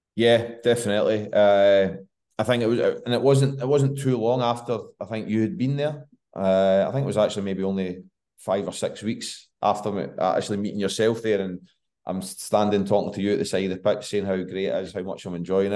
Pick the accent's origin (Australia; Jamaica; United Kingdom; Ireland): United Kingdom; West of Scotland; moved away as an adult; also born or lived in Ghana / Philadelphia / Liège; living in Scotland, growing up in the West